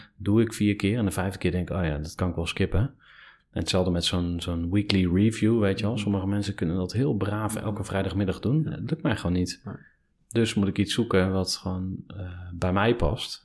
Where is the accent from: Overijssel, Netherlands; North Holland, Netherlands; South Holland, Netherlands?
Overijssel, Netherlands; Kampen; also born or lived in Enschede; toen ik vier was, eh, zijn we verhuisd naar Kampen